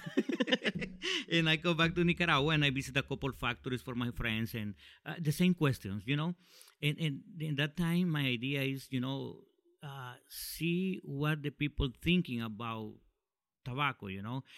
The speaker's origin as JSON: {"language": "English", "town": "Tegucigalpa", "region": "Francisco Morazán", "country": "Honduras", "said": "I'm from Honduras"}